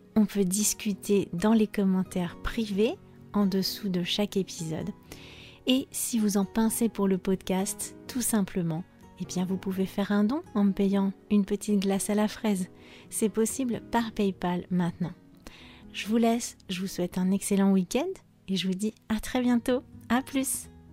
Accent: France; Je suis française

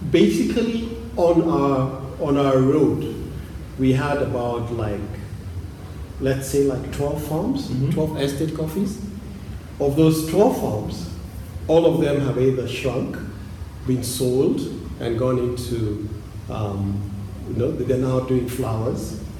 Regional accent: Thika, Kiambu County, Kenya; So we're from we're from Thika.

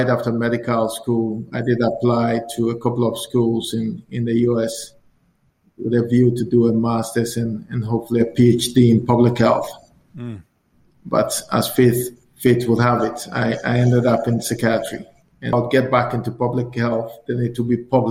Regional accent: Koforidua, Eastern Region, Ghana; moved away as an adult; now in Edmonton, Canada; I was born in Ghana, the Eastern Regional Capital, a city called Koforidua. So I'm the only son of my mom. I've got four sisters, and we all grew up in Koforidua

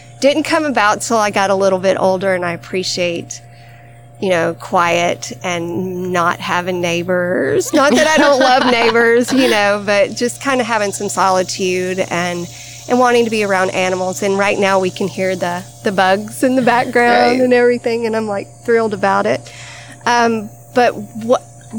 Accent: Hartselle, Alabama, United States; we are at this beautiful farm in Hartselle, Alabama, which also happens to be my hometown

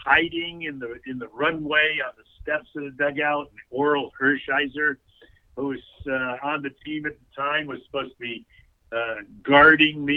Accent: Stamford, Connecticut, United States; my hometown

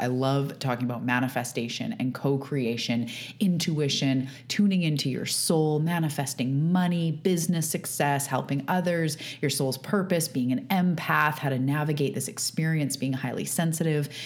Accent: Canada; I am a Canadian. I live on the west coast of Canada on Vancouver Island

